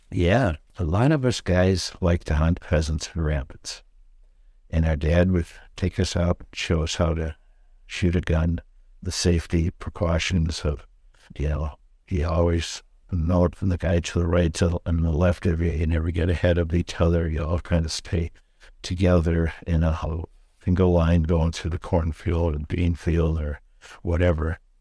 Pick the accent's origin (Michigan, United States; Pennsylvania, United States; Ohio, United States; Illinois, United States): Illinois, United States; St. Charles; growing up in Saint Charles, um, my folks bought a lot on Fourth Street in Saint Charles